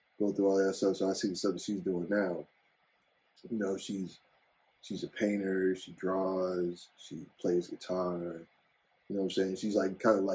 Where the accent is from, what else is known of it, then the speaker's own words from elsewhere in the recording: Chicago, Illinois, United States; for us as Black kids growing up on the South Side